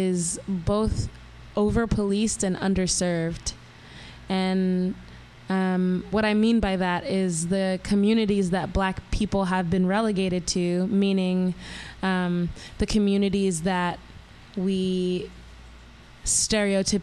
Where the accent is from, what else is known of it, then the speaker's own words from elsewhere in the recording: New York City, New York, United States; I grew up in Southside Jamaica, Queens